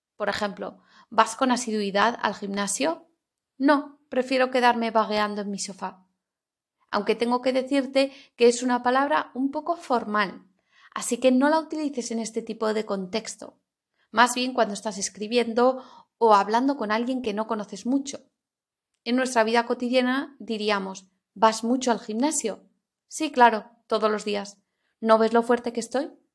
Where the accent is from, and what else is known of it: Spain